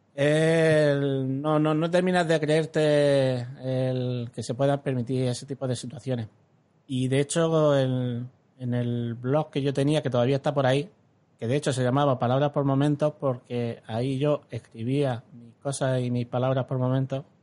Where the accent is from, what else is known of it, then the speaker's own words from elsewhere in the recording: Alhama de Murcia, Region of Murcia, Spain; el, pueblo donde nací, en Alama